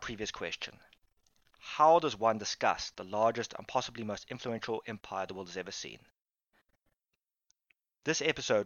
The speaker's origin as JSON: {"language": "English", "town": "Cape Town", "region": "Western Cape", "country": "South Africa", "said": "I am South African, or Capian, or Capetonian"}